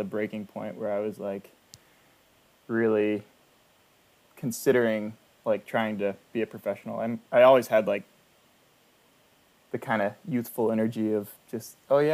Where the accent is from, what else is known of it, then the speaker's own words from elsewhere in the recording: Houston, Texas, United States; I'm from Houston